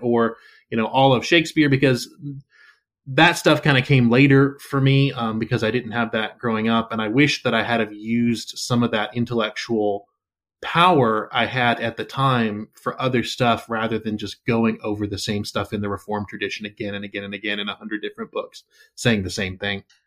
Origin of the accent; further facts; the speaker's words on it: the South, United States; I'm, I'm from the South, and so obviously there's, there's a certain amount of Christianity that just kinda seeps